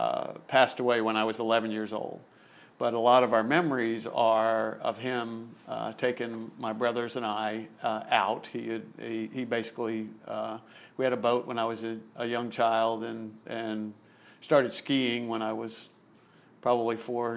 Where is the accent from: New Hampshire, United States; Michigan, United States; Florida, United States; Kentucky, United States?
Florida, United States; Melbourne; We grew up in Melbourne.